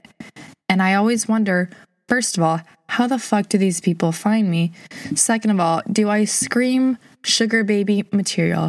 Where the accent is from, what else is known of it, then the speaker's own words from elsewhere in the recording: St. Louis, Missouri, United States; I'm from St. Louis. I've lived here my whole life